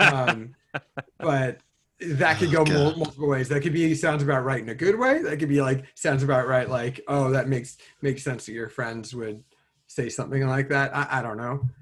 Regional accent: California, United States; also born or lived in Cincinnati, Ohio; I grew up in California, but like I moved there when I was three

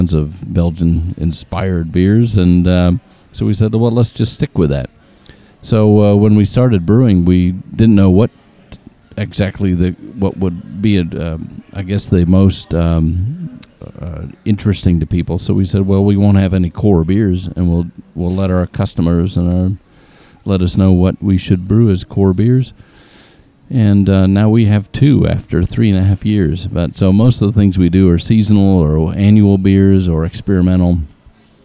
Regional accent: Denmark, Western Australia, Australia; I'm from Denmark, and it's like, you don't have a Scandinavian accent.

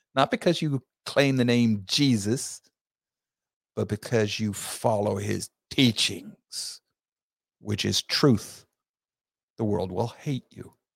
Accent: Southern United States, United States; we Southern men

